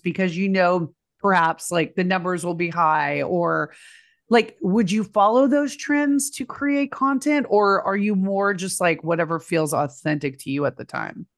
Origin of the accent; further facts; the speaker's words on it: Texas, United States; I'm from Texas